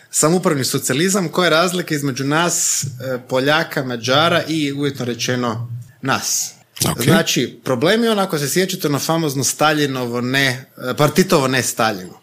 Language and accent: Croatian; Croatia; mi kao Hrvati, ne mislim kao Hrvati kao etnička nego geografska odrednica stanovnici ove države